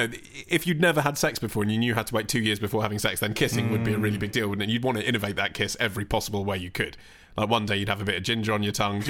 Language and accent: English; Radlett, East of England, United Kingdom; Radlett in the 80s.